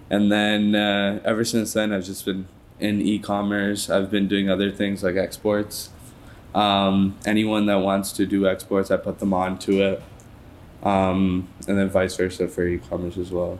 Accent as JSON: {"language": "English", "town": "Toronto", "region": "Ontario", "country": "Canada", "said": "I'm from Toronto"}